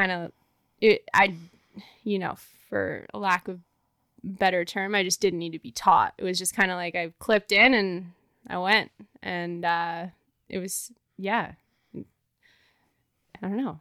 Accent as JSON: {"language": "English", "town": "Banff", "region": "Alberta", "country": "Canada", "tie": "born or raised there", "also_born_or_lived": "Ontario", "said": "I grew up in Banff."}